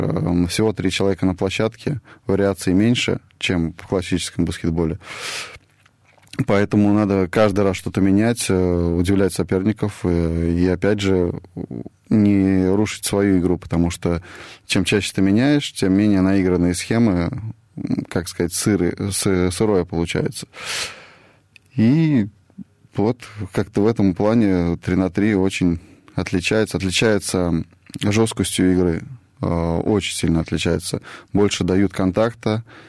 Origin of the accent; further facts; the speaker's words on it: Tolyatti, Samara Oblast, Russia; я сам из Тольятти родом